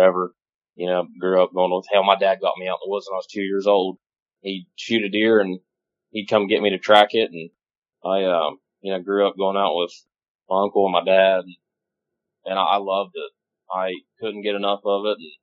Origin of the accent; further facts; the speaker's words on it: New Martinsville, West Virginia, United States; moved away as an adult; now in Ohio, United States; I live in Ohio now, but I grew up hunting in West Virginia.